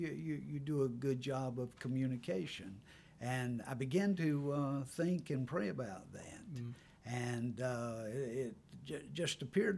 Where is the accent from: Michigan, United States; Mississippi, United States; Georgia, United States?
Georgia, United States; Toccoa; also born or lived in Gwinnett County, Georgia / Banks County, Georgia; I was born and reared in Toccoa, Georgia. I spent about 40 years in Gwinnett County. And for the last 15 years, I've lived in Banks County.